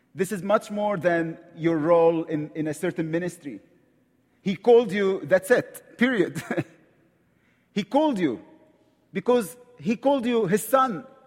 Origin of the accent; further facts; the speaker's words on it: Egypt; accent: Egyptian; English is a second language; I'm from Egypt, right from the Middle East.